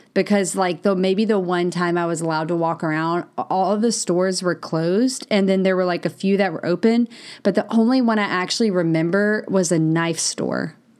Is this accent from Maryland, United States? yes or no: no; Mississippi, United States; I grew up in Mississippi